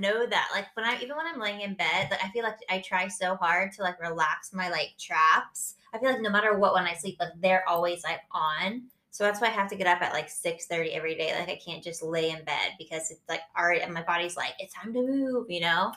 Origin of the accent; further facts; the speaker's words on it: Florida, United States; moved away; I'm from Florida, so not quite as exciting, but very hot.